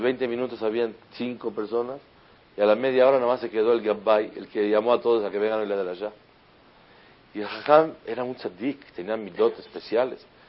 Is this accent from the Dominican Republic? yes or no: no; Mexico; also born or lived in Israel; estamos ahí los mexicanos